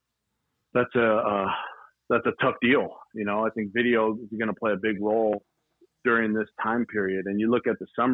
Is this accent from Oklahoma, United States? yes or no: no; Duarte, California, United States; Born in Duarte. I was raised in the San Gabriel Valley